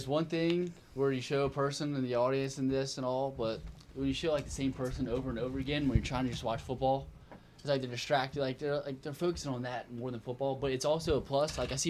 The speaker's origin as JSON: {"language": "English", "town": "New Orleans", "region": "Louisiana", "country": "United States", "said": "we're from New Orleans."}